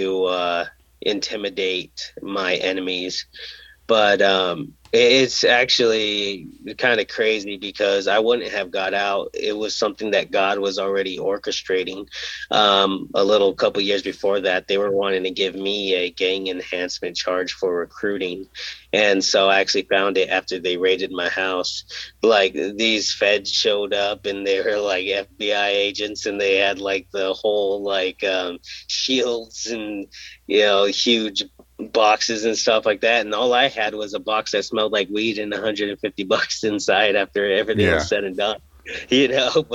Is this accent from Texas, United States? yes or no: no; Caldwell, Idaho, United States; also born or lived in Indio, California; I'm from Caldwell